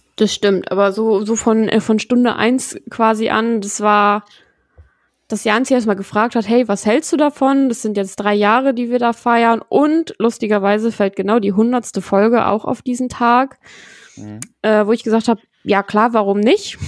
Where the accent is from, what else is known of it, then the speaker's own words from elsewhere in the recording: Lower Saxony, Germany; wir kommen alle aus Niedersachsen